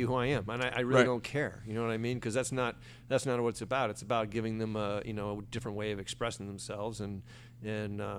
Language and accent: English; Florida Panhandle, United States; now in Los Angeles, United States; coming from the Redneck Riviera of Florida